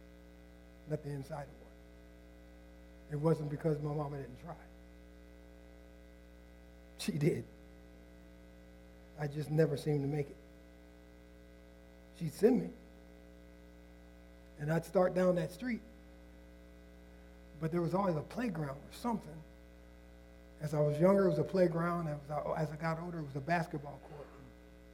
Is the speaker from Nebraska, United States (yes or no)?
yes; Nebraska, United States; I wasn't born in Indiana. I was born in Nebraska